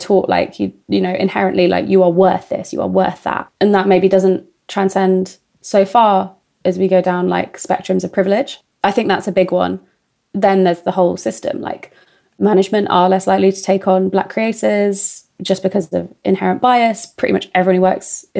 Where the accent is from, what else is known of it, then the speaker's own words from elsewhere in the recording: Tunbridge Wells, South East England, United Kingdom; I'm really lucky to have grown up in Tunbridge Wells